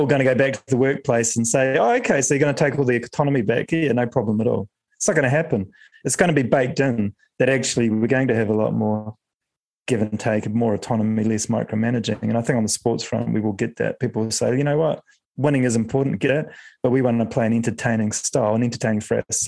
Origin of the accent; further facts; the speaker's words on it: New Zealand; I grew up as a Kiwi